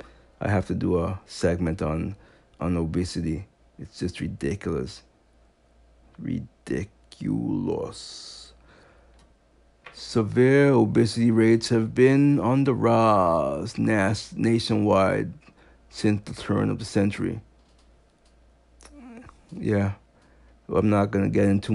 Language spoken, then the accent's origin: English; U.S. Virgin Islands; moved away; I'm from St. Thomas. He keeps saying I'm from Haiti. I know I'm not from Haiti.